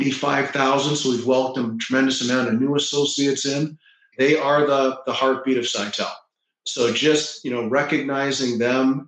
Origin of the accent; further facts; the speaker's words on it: Toronto, Ontario, Canada; now in Florida, United States; I grew up in Toronto. Mm-hmm. And now I live in Florida